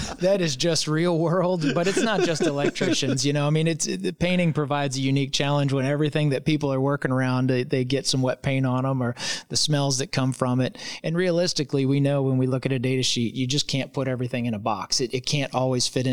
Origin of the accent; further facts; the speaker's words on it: Louisville, Kentucky, United States; I'm from Louisville